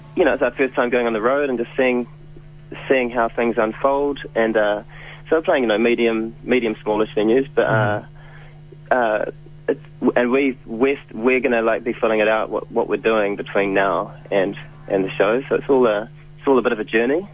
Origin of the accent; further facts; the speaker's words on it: Wellington, New Zealand; also born or lived in Berlin; I'm from Wellington